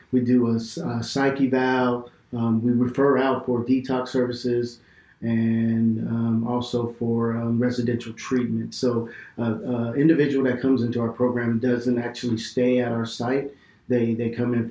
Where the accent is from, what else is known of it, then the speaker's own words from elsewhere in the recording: Bakersfield, California, United States; moved away as an adult; now in Fresno, United States; I grew up in Bakersfield, California